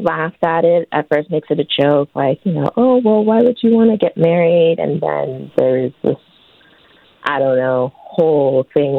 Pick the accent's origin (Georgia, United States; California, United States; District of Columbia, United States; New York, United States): California, United States; moved away as an adult; now in Illinois, United States; I was from California.